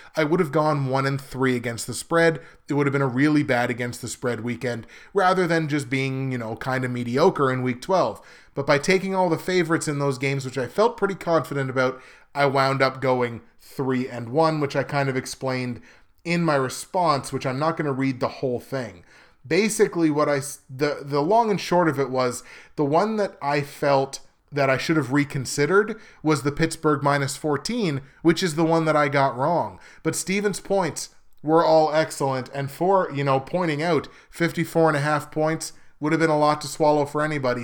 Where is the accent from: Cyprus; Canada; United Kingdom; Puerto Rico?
Canada; I'm Canadian